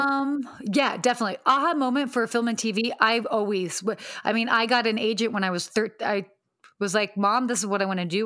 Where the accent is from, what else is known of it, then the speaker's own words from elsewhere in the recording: Atlanta, Georgia, United States; moved away as an adult; also born or lived in Pennsylvania / Saudi Arabia / London / Washington, D.C.; now in Los Angeles, United States; I ended up living in Atlanta from eight to eighteen.